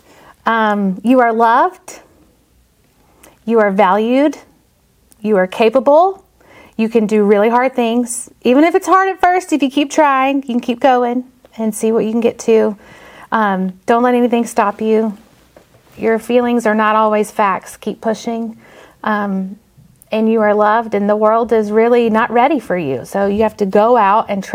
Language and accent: English; Mountain Brook area, Alabama, United States; I'm from right here. I went to Oak Mountain, so I'm from just down the road